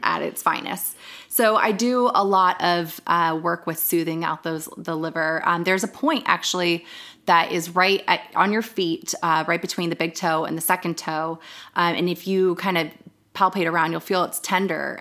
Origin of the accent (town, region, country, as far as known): Northern Virginia, United States; moved away as an adult